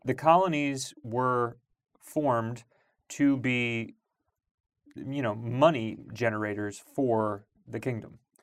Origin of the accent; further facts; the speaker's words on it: Long Island, New York, United States; I grew up in Long Island